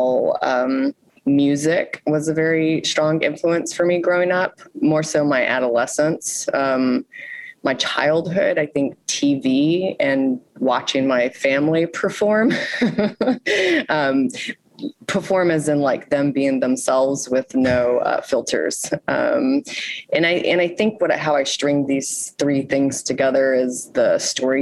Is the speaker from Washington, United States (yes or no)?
no; Houston, Texas, United States; moved away as an adult; now in Baltimore, United States; So I'm from Houston, Texas. I moved to Baltimore 16 years ago.